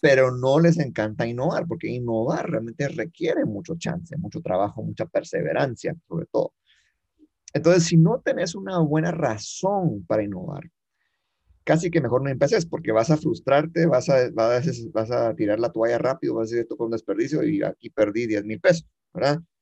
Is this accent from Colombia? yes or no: no; Guatemala; yo soy chapín eh, eh, de corazón y, y, de vida, nacido, crecido.